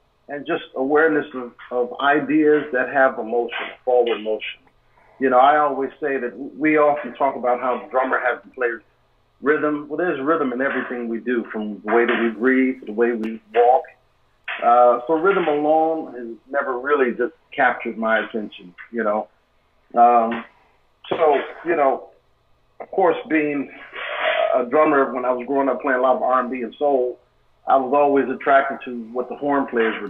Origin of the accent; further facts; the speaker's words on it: Milwaukee, Wisconsin, United States; I grew up in Milwaukee and the youngest of five kids